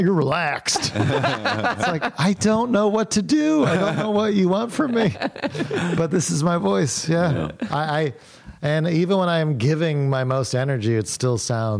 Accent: Morgantown, West Virginia, United States; moved away as an adult; also born or lived in Davidson, North Carolina; I grew up in Morgantown, West Virginia.

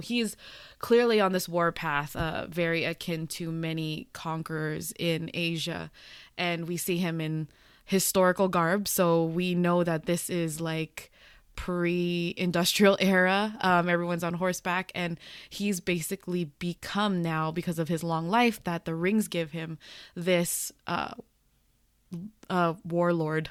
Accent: United States; also born or lived in Los Angeles, United States; speaking as a Filipino American

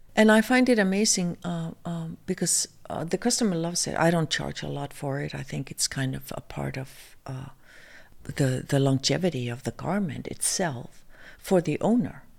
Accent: Iceland; moved away as an adult; also born or lived in New York, United States; coming from Iceland

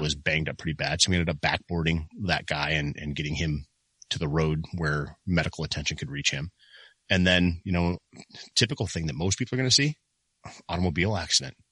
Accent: Michigan, United States; moved away as an adult; now in Ohio, United States; I was from Michigan.

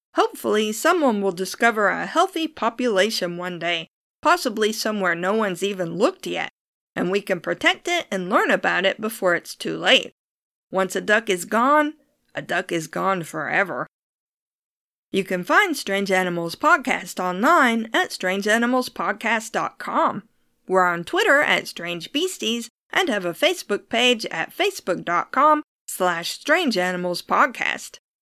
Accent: United States; I'm American, and that means I say my R's like a pirate

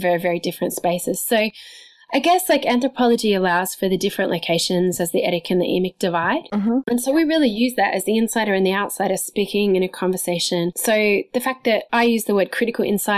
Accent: Sydney, New South Wales, Australia; I'm an Australian who grew up in Sydney

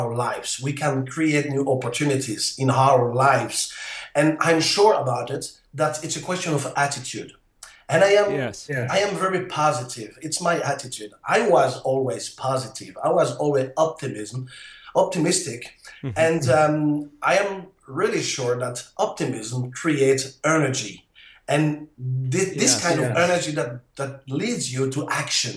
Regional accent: Belgium; accent: French; English is a second language; also born or lived in Netherlands / south of France; now in France; you can hear that on my accent. I am French. Actually, I was born in Belgium, you know, but I travel a lot. I lived in Holland, and now I live in the south of France.

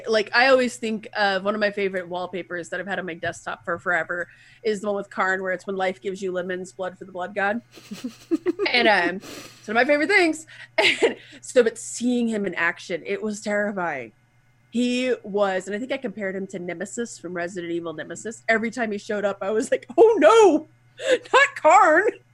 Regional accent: United States; accent: hick

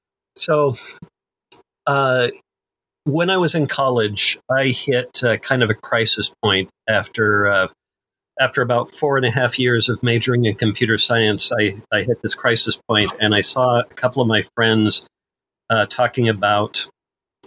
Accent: Iowa, United States; moved away as an adult; also born or lived in Missouri; I grew up in Iowa and college in Missouri

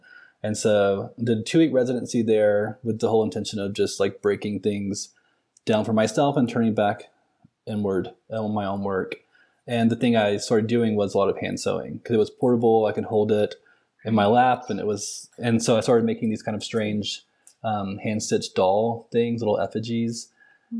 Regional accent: Montgomery, Alabama, United States; also born or lived in Washington State / Boston; now in Nashville, United States; I grew up in the South. I'm from Montgomery, Alabama

